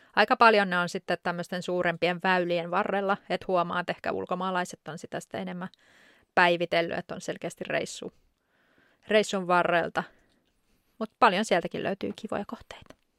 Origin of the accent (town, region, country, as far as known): Finland; also born or lived in Spain